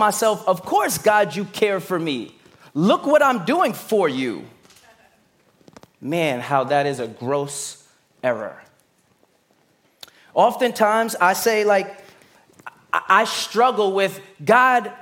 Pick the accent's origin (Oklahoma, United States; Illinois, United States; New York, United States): New York, United States; New York City; I'm from Brooklyn